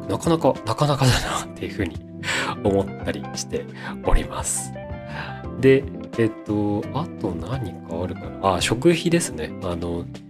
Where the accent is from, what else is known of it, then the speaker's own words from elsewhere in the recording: Shizuoka, Japan; now in Tokyo, Japan; 静岡県の生まれ